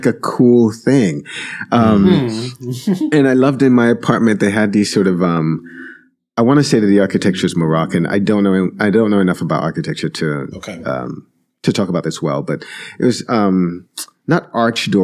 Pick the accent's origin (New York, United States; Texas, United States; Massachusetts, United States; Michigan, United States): New York, United States; moved away as an adult; also born or lived in Jamaica / California / London; I was born in Jamaica, came to New York when I was six